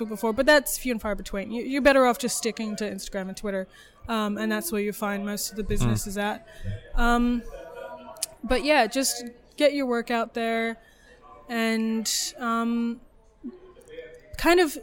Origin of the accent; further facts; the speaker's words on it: New Orleans, Louisiana, United States; now in Adelaide, Australia; I grew up in New Orleans.